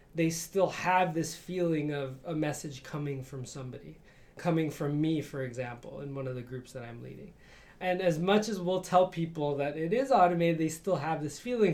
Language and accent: English; Chicago, Illinois, United States; moved away as an adult; I grew up in Chicago